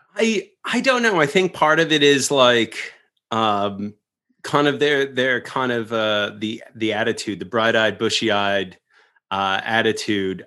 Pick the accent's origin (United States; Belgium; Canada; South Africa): United States; Long Island, New York; growing up pretty isolated in suburbia and Long Island